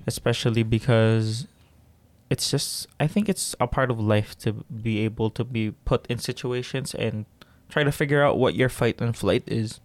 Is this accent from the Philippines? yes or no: yes; Philippines; now in Canada; Growing up in the Philippines